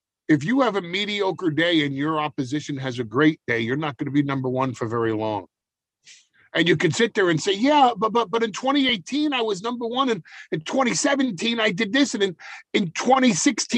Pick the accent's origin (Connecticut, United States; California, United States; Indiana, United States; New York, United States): New York, United States; we New Yorkers